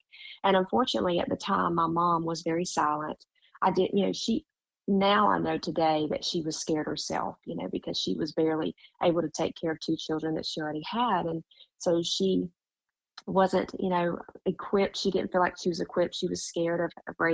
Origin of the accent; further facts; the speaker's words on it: Jacksonville, North Carolina, United States; now in Myrtle Beach, United States; I grew up in Jacksonville, North Carolina, which is a Marine base, Camp Lejeune